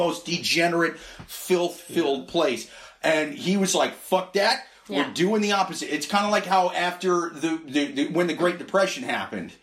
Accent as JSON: {"language": "English", "region": "Midwest", "country": "United States", "tie": "born or raised there", "moved": "yes", "lives_now": "New York City, United States", "said": "I grew up in the Midwest"}